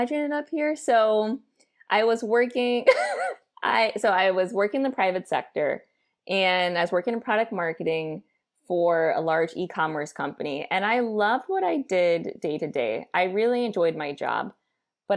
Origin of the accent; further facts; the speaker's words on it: St. Louis, Missouri, United States; also born or lived in Addis Ababa, Ethiopia; I'm from St. Louis, Missouri. It is my home base